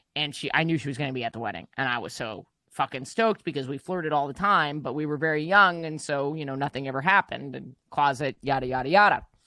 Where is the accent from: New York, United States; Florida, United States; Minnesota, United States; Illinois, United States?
New York, United States; big Chinese immigrant population. Also, we have a lot of Jews, myself included